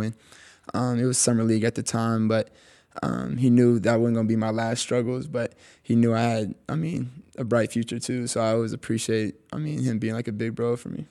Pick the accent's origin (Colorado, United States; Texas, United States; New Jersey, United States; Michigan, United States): Texas, United States; I was born in Texas, so, like, I just know how, like, the Texas love is